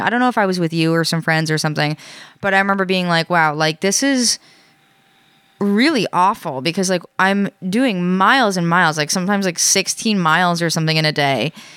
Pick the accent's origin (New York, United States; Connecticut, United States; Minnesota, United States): New York, United States; now in New England, United States; I grew up in New York